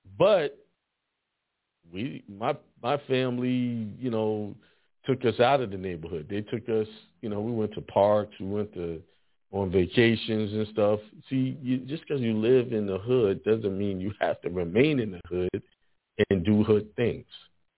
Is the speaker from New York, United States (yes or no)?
yes; Bronx, New York, United States; also born or lived in Brooklyn; I was born in the Bronx and lived in Edenwall Projects for a good time.